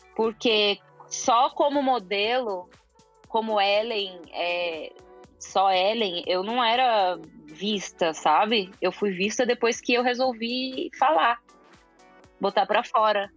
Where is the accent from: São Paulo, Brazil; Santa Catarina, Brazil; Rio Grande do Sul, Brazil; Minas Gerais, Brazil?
São Paulo, Brazil; also born or lived in Milan; sou de São Paulo